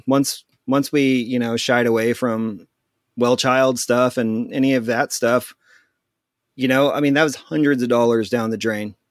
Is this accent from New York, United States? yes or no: no; near Topeka, eastern Kansas, United States; also born or lived in Abilene, Texas; I grew up in eastern Kansas, uh, right outside the, uh, state capital, Topeka, and I grew up here.